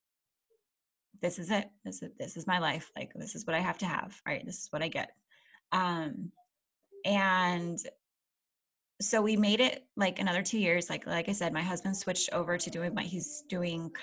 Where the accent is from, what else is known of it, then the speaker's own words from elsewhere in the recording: Alaska, United States; moved away as an adult; we're from Alaska. Okay. I was born and raised there.